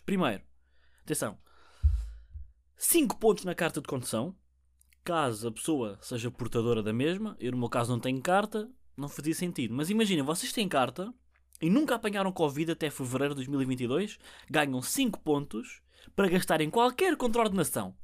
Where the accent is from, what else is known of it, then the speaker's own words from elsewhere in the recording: Portugal; first language Portuguese; eu sou nativo português